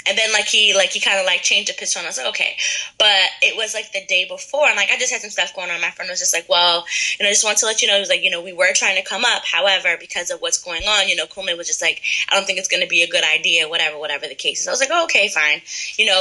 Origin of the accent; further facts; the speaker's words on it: Middletown, United States; moved away; I'm from Middletown originally